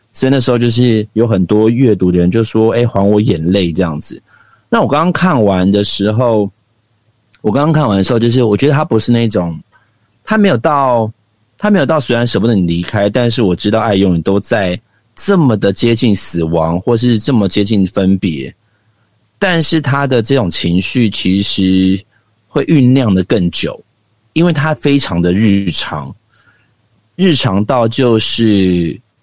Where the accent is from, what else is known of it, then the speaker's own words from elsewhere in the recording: Xinzhuang, New Taipei, Taiwan; 我们家靠近新庄棒球场非常的近